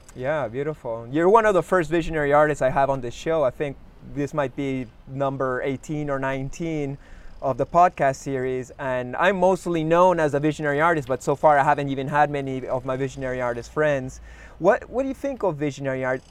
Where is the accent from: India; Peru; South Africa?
Peru; Lima; also born or lived in Canada; We're, we're both from Lima